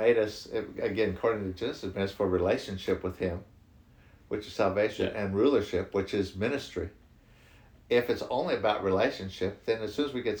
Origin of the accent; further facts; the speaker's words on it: United States; moved away; I'm from the States originally. You can tell by my accent.